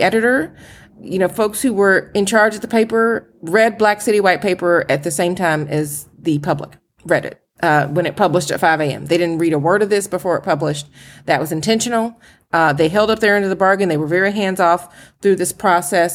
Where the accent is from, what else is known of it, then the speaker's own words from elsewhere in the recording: Atlanta, Georgia, United States; moved away as an adult; now in Philadelphia, United States; I'm from Atlanta